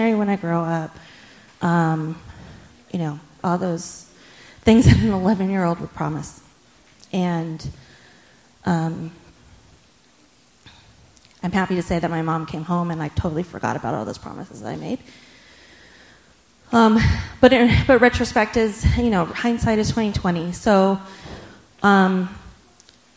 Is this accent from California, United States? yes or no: yes; just outside Sacramento, California, United States; where we lived, just outside Sacramento, California